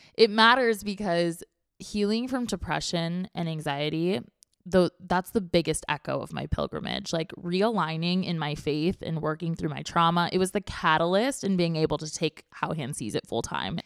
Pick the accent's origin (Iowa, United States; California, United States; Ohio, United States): California, United States; Orange County; now in San Diego, United States; I grew up in Orange County.